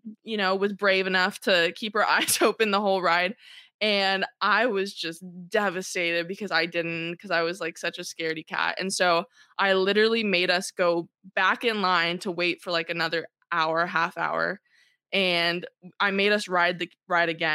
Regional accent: South Orange County, California, United States; born or raised there

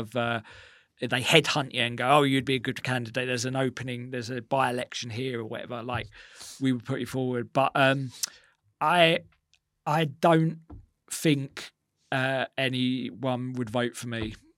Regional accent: Essex, East of England, United Kingdom; growing up in Essex

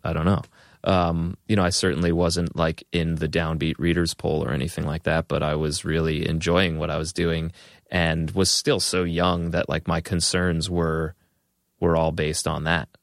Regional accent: Long Island, New York, United States; also born or lived in Boston; growing up on Long Island

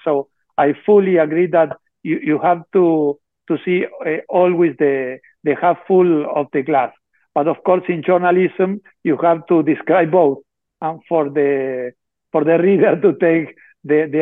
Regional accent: Argentina; we are from Argentina

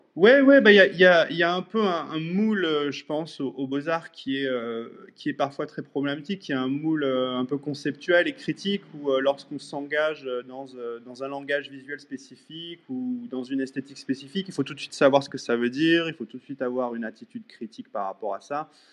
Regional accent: France; moved away as an adult; also born or lived in Angoulême, France; now in Vancouver, Canada; je suis français, basé au Canada depuis maintenant 14 ans.

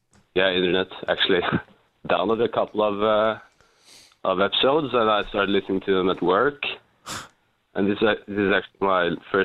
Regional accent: Norway; I'm from Norway.

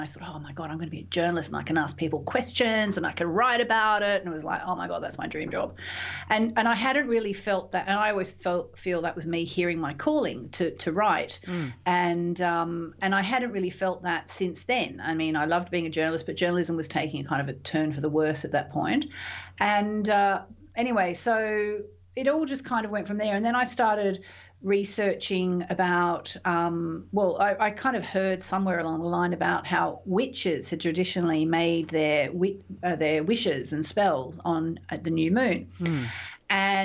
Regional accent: Tasmania, Australia; moved away; also born or lived in London; I grew up in Tasmania. And I'd been living in London by this stage for a couple of years

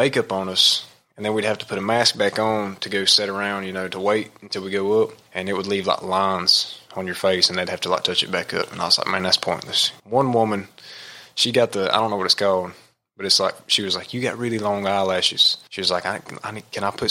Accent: United States; I am from Rutherford County.

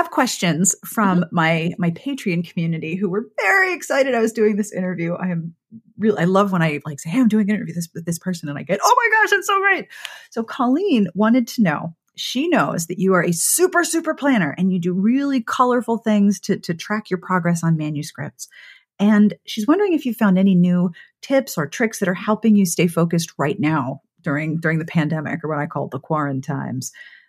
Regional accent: Pittsburgh, Pennsylvania, United States; I grew up in Pittsburgh, which was yuns.

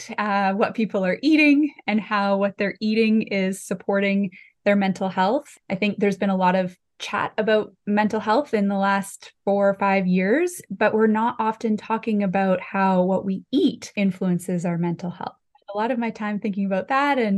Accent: Summerland, British Columbia, Canada; my hometown of Summerland in the Okanagan

